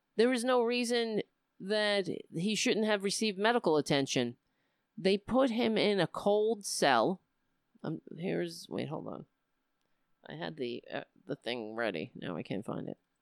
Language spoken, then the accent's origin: English; United States